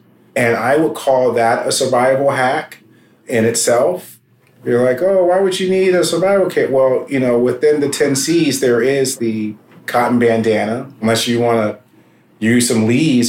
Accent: United States; we as a people in America, as African Americans

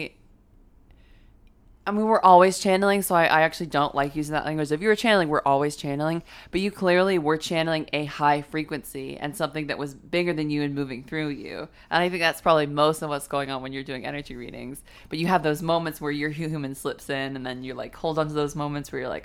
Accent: London, United Kingdom; growing up in London too

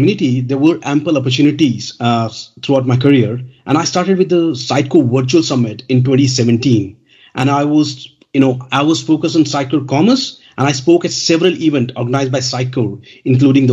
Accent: India; now in United Kingdom; I'm from India, but now I'm settled in the United Kingdom

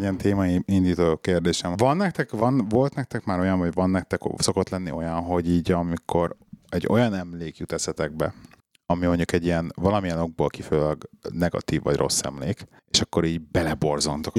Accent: Budapest, Hungary; mi ugye bennlaktunk Besten a belvárosba, ott nőttem föl

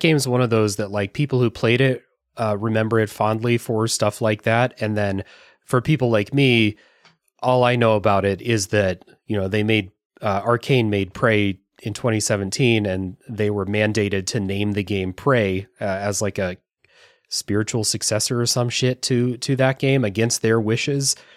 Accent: United States; as an American

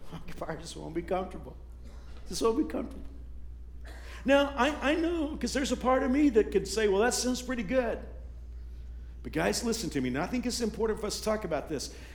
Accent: Texas, United States; now in Kansas, United States; When I was growing up in Texas, I grew up in a redneck part of the state

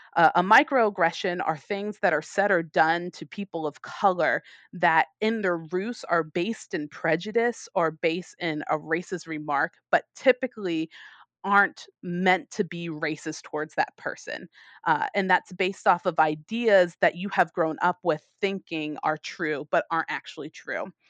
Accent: United States; moved away; I'm American

